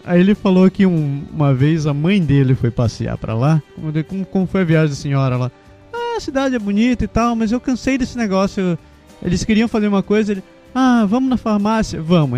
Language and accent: Portuguese; Belém, Pará, Brazil; moved away; also born or lived in Curitiba; Eu sou de Belém, mas eu morei uns 15 anos em Curitiba